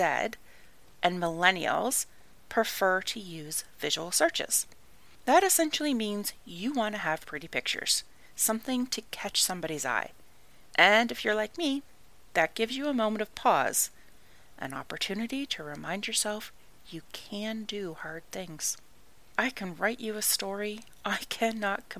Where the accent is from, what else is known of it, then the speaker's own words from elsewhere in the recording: Canada; I am Canadian